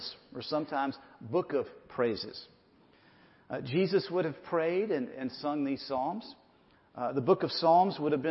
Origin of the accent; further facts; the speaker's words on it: Atlanta, Georgia, United States; also born or lived in Sandy Springs, Georgia; we grew up in Atlanta. I was actually born in Piedmont Hospital